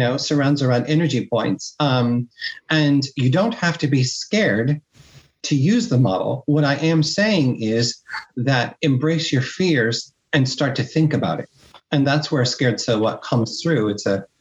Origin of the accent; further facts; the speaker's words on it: Midwest, United States; moved away as an adult; also born or lived in Miami, United States; now in Spain; my environment where I grew up in the Midwest